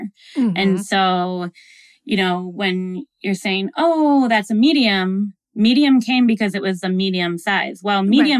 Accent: Midwest, United States; I grew up in the Midwest and I went to school in a really small town and like Walmart was the only thing.

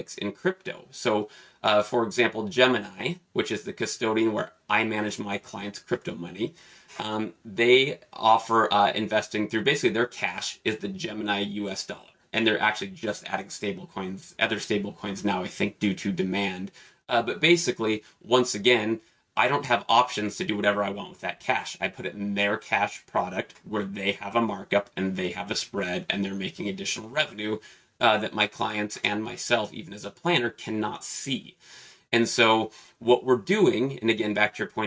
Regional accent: Pacific Northwest, United States; I'm from the Pacific Northwest

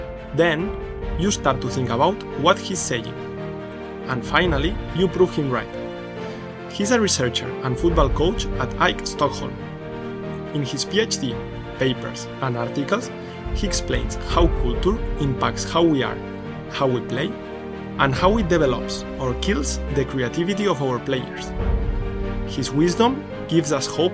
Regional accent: Catalonia, Spain; as a Catalan

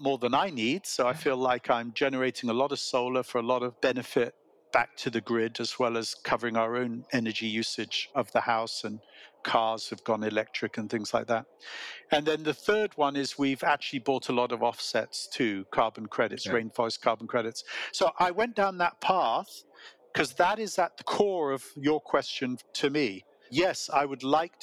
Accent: England, United Kingdom; accent: British; moved away as an adult; now in Silicon Valley, United States; we are both English, but we both became American, and we have been in America longer than we were in England

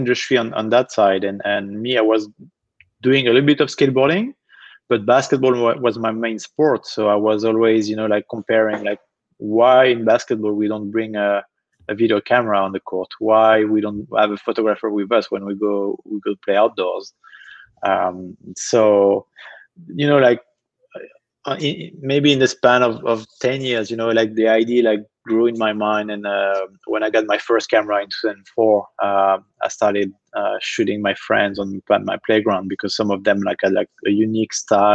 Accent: Nantes, Pays de la Loire, France; from my hometown in France, a city called Nantes. So I grew up, you know, playing club basketball

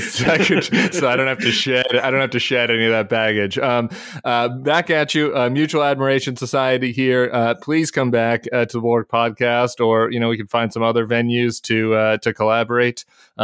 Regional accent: Denver, Colorado, United States; I grew up in suburban Denver.

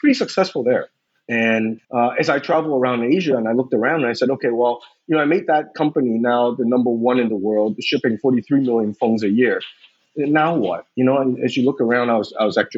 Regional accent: West Coast of the United States, United States; moved away as an adult; also born or lived in Taiwan; I grew up on the West Coast of the United States.

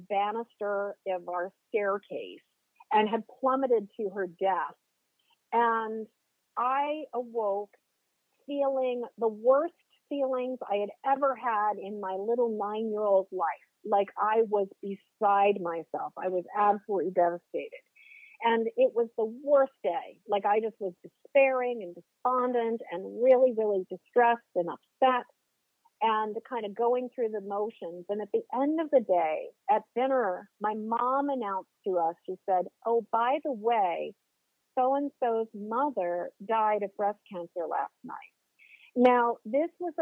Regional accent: just outside of the Boston area, Massachusetts, United States; moved away as an adult; now in Maine, United States; I currently live in Maine, but I grew up in Massachusetts. I grew up just outside of the Boston area

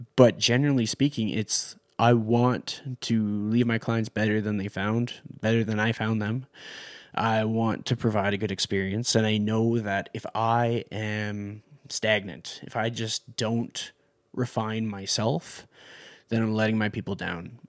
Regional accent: Canada; I'm from Canada

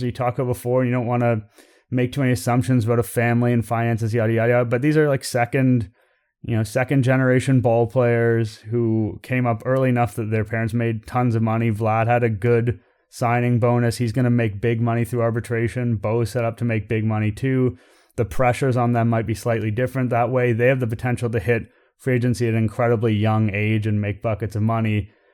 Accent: Toronto, Ontario, Canada; I'm born and raised in Toronto. I've lived here for all but four years of my life

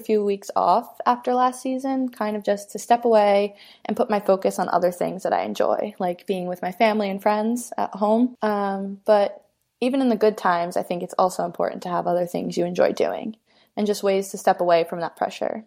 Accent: Massapequa, New York, United States; I grew up in Massapequa, New York, which is on Long Island.

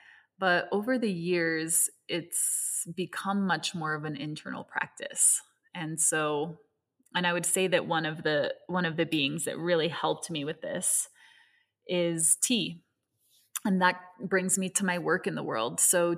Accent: Hong Kong; My mother is Venezuelan. My father is American, and I was raised in Hong Kong. And so I grew up in an intersection of many different cultures, different languages, and different ways of seeing the world.

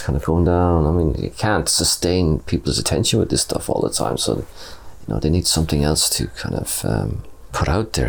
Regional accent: Clare, Munster, Ireland; moved away as an adult; also born or lived in Limerick; now in Cork, Ireland; I'm originally from Clare. I moved down to Cork City in 2005 after graduating as a mature student from Limerick Art College.

